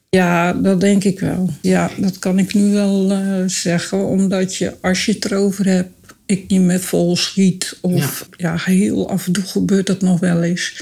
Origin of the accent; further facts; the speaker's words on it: Dordrecht, South Holland, Netherlands; Ik kom uit Dordrecht